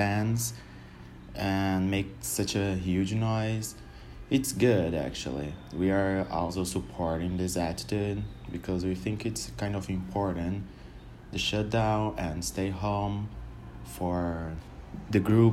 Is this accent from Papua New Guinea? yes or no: no; Brazil; I'm from Brazil, I'm 28 years old, and I live in the city called São Paulo.